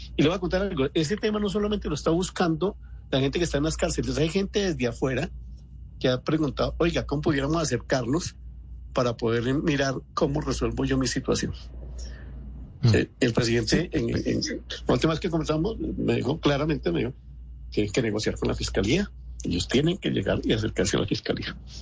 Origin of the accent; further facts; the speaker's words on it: Colombia; nosotros como colombianos